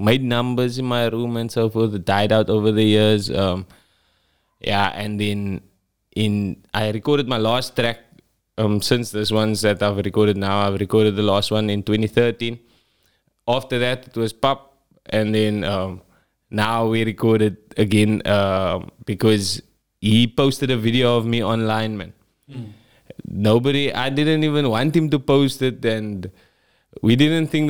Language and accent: English; Cape Town, Western Cape, South Africa; I'm from Parkwood, aka KroBars.